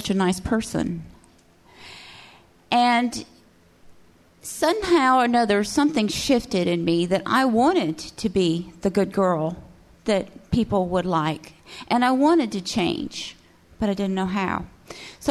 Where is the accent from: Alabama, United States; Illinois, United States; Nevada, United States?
Alabama, United States; Cullman; I am from Cullman. And Cullman, Alabama has like one main feature